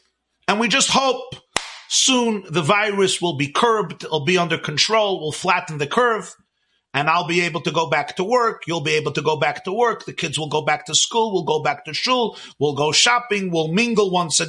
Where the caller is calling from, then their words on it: Monsey, New York, United States; I'm speaking here from Muncie, New York. New York was hit very, very bad.